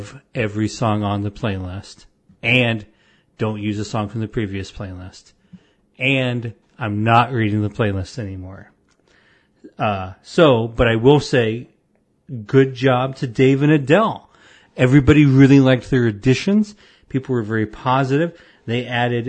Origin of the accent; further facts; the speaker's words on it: Avon, Illinois, United States; I grew up in Avon, Illinois